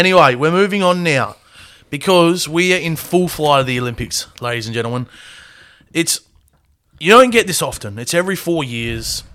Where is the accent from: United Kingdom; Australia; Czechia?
Australia; we're Australian